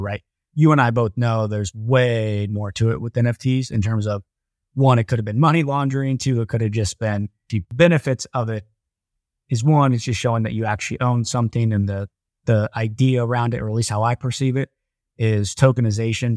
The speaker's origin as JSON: {"language": "English", "town": "Columbus", "region": "Ohio", "country": "United States", "said": "I'm from Columbus, Ohio"}